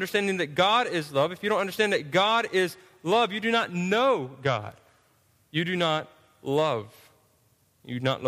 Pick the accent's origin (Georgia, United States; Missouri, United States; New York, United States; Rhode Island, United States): Georgia, United States; we're from Georgia